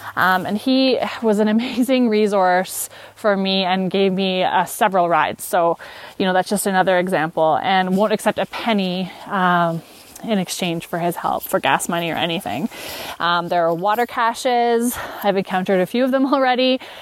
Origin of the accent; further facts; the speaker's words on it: Canada; I am from Canada